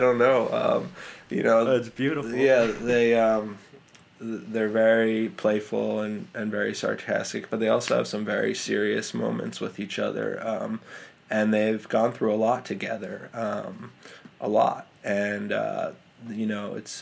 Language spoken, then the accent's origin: English; New York City, New York, United States; I grew up in Manhattan